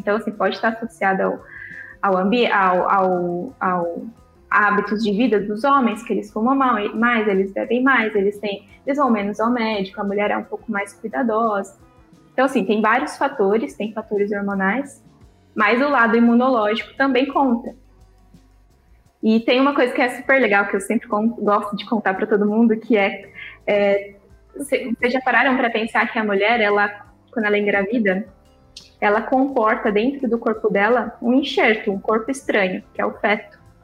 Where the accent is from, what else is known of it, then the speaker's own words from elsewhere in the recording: Botucatu, São Paulo, Brazil; moved away as an adult; now in São Paulo, Brazil; eu sou de Botucatu, eu nasci em Botucatu, então eu estava em Botucatu há 29 anos